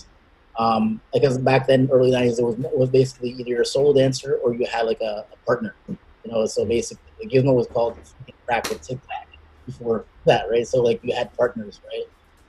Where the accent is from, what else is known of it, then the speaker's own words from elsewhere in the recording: Toronto, Ontario, Canada; I'm from Scarborough, which is the east of Toronto